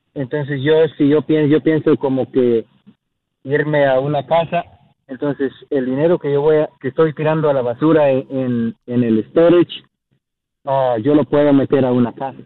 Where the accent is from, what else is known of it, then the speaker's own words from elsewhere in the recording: Guatemala; now in Rock Hill, United States; yo soy de Guatemala.